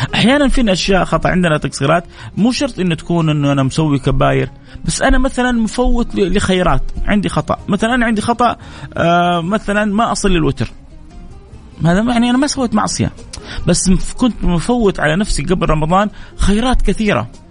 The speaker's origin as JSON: {"language": "Arabic", "town": "Jeddah", "region": "Makkah Province", "country": "Saudi Arabia", "said": "عندنا في جدة كده وفي مكة شوية أحيانا نكون حارين"}